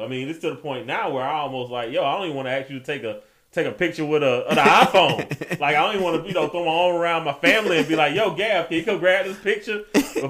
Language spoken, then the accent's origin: English; Winnsboro, South Carolina, United States; my hometown of Winnsboro, South Carolina